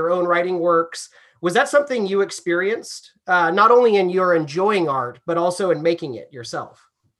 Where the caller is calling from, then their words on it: California, United States; I'm phoning in from California, kind of more progressive politically.